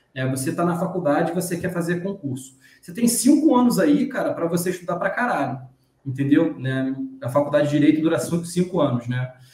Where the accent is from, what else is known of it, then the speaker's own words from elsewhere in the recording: Rio de Janeiro, Brazil; eu sou do estado do Rio de Janeiro